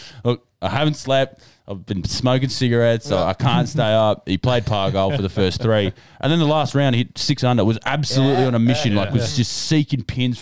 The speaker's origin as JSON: {"language": "English", "country": "Ireland", "said": "As a proud Irishman here"}